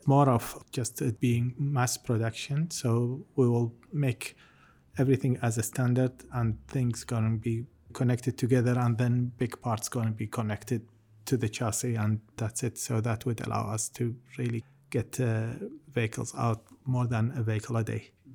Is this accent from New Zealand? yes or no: yes; New Zealand; as a New Zealander